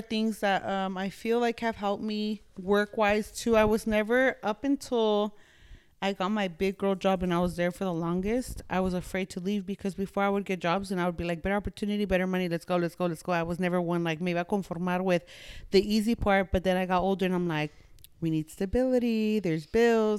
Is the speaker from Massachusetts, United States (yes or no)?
no; Los Angeles, California, United States; moved away; where I'm from, East L A. Born and raised, diehard East L